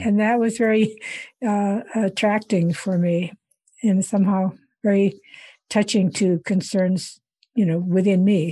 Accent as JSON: {"language": "English", "region": "Iowa", "country": "United States", "tie": "born or raised there", "also_born_or_lived": "India", "moved": "as an adult", "said": "I grew up in Iowa, and then, um, uh, after I grad-, went to college in Iowa"}